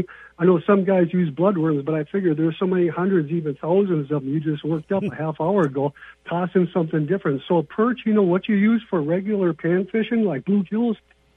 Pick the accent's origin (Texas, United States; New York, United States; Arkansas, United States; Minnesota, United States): Minnesota, United States; St. Cloud; also born or lived in Brainerd, Minnesota; I'm from the Way Park, St. Cloud area, okay. But I got a cabin up around next to Mille Lacs Lake, and I've been hanging. When I was younger, I spent more time in Brainerd than around St. Cloud in the big city life.